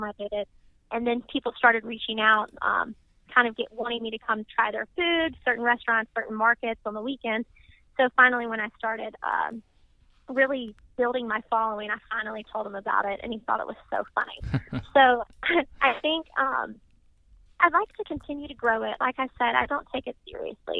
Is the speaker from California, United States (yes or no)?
no; Mississippi, United States; moved away as an adult; also born or lived in Washington, D.C.; now in Louisville, United States; I'm from Mississippi